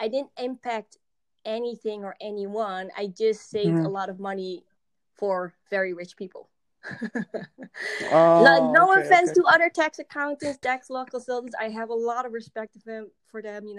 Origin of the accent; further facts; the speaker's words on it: Amsterdam, North Holland, Netherlands; English is a second language; Amsterdam-based, for everybody that might know or might not know. I'm from Europe, so English is not my native language. But Amsterdam, everybody probably knows. born and raised here